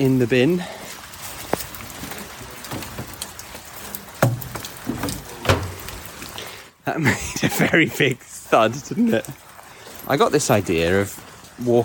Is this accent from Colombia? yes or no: no; England, United Kingdom; We're all English